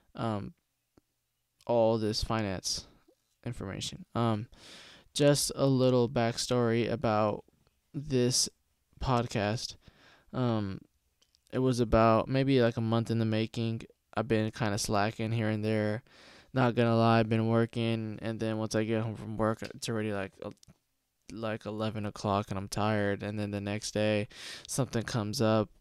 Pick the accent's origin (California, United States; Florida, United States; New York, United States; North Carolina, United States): California, United States; Stockton; now in Lodi, United States; I was born and raised in Stockton, California